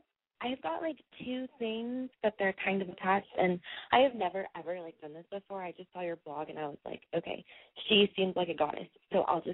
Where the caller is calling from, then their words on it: San Francisco, California, United States; San Francisco, around the Bay Area.